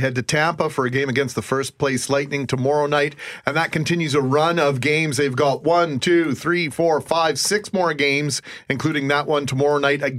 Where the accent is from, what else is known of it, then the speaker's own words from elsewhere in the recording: Brandon, Manitoba, Canada; growing up in Brandon